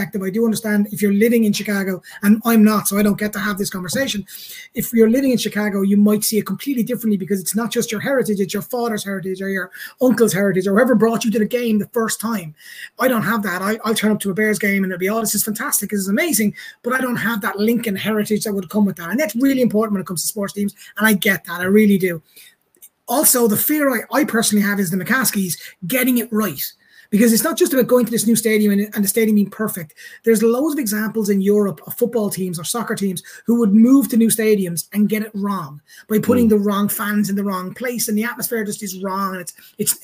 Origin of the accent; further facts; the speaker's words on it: Munster, Ireland; I'm from a place called Munster, which is a big province in Ireland